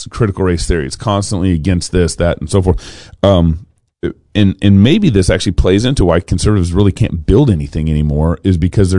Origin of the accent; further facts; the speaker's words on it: Dallas, Texas, United States; I grew up in Dallas, Texas